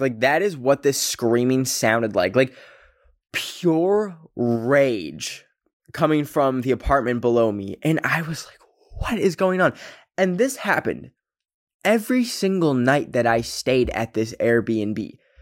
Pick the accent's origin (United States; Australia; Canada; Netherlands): Canada; I come from Canada, which the two official languages are English and French, and my school's literal name was in French